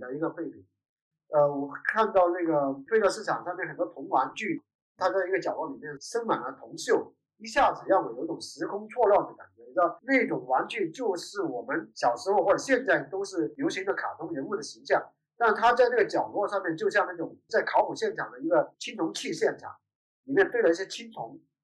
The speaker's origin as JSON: {"language": "Chinese", "town": "Dongguan", "region": "Guangdong", "country": "China", "tie": "born or raised there", "moved": "yes", "lives_now": "Dongguan, China", "said": "我是在东莞这边出生，然后后来离开东莞然后后来又有机会回到东莞。东莞的变化太快了，从我很小的时候都是田野，我们满山跑"}